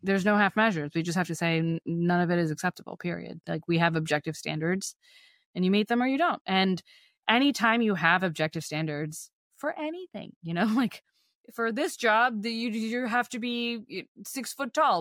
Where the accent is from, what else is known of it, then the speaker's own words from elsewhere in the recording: Texas, United States; moved away; my hometown is, like, nothing like it was